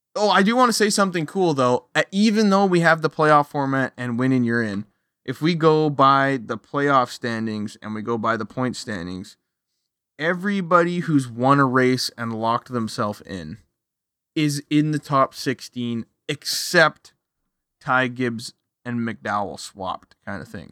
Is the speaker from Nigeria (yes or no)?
no; Canada; I'm from Canada.